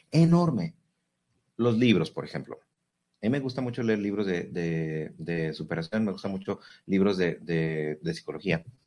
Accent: Mexico

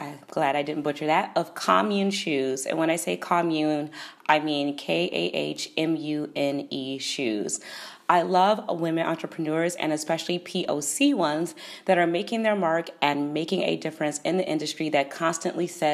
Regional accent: Chicago, Illinois, United States; From my hometown, Chicago

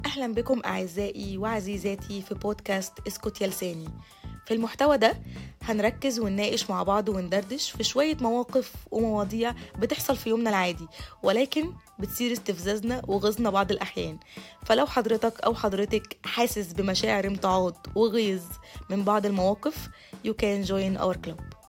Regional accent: Egypt; احنا كمجتمع مصري اصيل

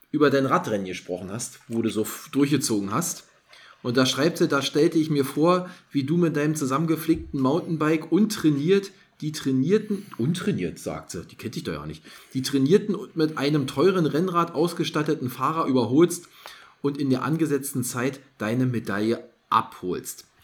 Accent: Berlin, Germany; weil sonst ich als Berliner würde das natürlich ja nicht wissen.

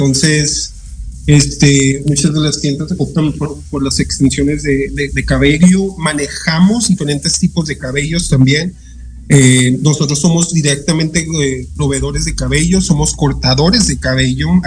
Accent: El Paso, Texas, United States; now in Cuautla, Mexico; yo soy del Paso, Texas

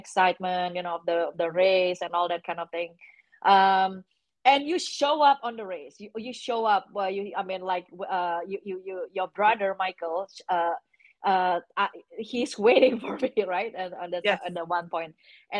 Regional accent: Indonesia; moved away; I came from Indonesia

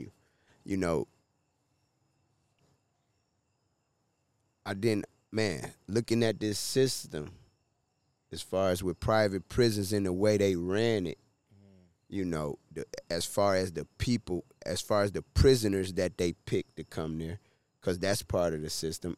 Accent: Detroit, Michigan, United States; I was from Detroit

